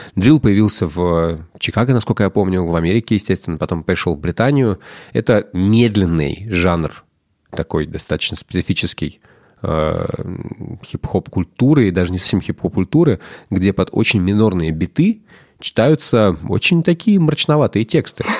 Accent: Russia; мы Russians

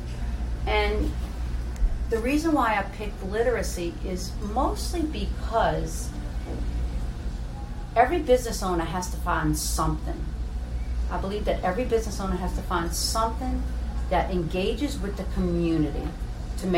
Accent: St. Bernard, Louisiana, United States; also born or lived in New Orleans; We were born and raised in New Orleans. I was raised in St. Bernard

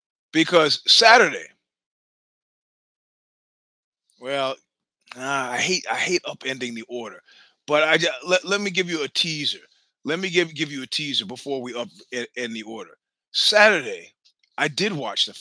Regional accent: New York City, New York, United States; I am from Brooklyn

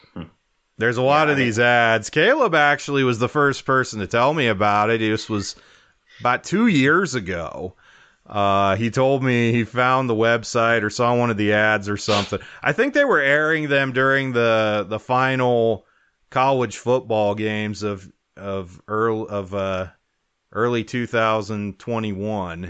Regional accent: Wyoming, United States; growing up in Wyoming

